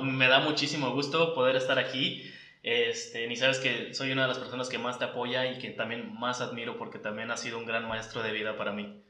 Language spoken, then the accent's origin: Spanish; Cancún, Quintana Roo, Mexico; also born or lived in Valladolid; soy aquí de Cancún